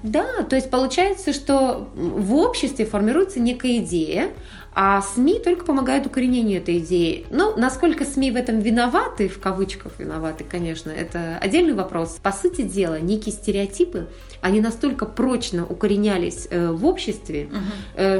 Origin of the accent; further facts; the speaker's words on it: Kazakhstan; родилась в Казахстане и с детства была вот на самом деле благословлена тем